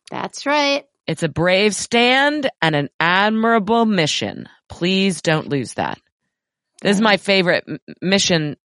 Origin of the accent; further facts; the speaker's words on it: New York, United States; moved away as an adult; also born or lived in Los Angeles; now in Austin, United States; My wife and I grew up in New York, lived most of our adult lives in Los Angeles, currently live in Austin